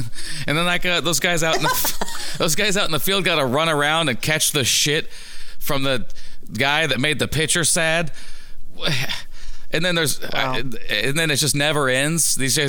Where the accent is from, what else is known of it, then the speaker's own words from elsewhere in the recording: Scotland, United Kingdom; I'm from Scotland now. You mean like me? Scotland. It's Scotland.